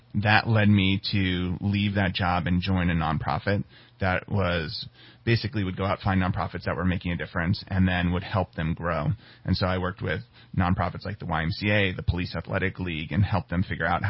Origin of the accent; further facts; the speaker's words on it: western New Jersey, United States; moved away as an adult; also born or lived in Midwest; I grew up in a small town in western New Jersey, about 1 square mile big, a lot of farm country.